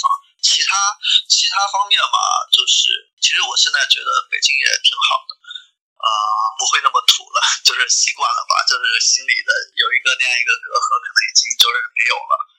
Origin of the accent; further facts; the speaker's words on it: Longyan, Fujian, China; 我是福建人。